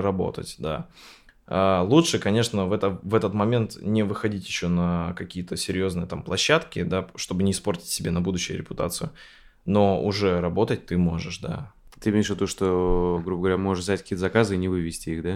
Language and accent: Russian; Sarapul, Udmurtia, Russia; moved away as an adult; also born or lived in Izhevsk; я там родился в Сарапуле